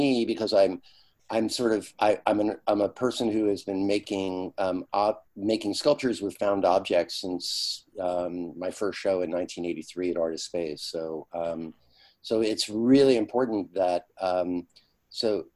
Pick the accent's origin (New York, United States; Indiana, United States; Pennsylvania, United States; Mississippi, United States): New York, United States; Yonkers; I grew up in Yonkers, New York, a suburb of New York City